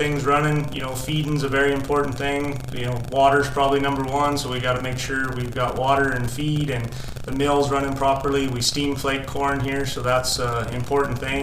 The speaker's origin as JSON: {"language": "English", "area": "Lamar", "region": "Colorado", "country": "United States", "tie": "born or raised there", "also_born_or_lived": "Texas / Ordway, Colorado", "said": "I grew up in Lahana, Colorado"}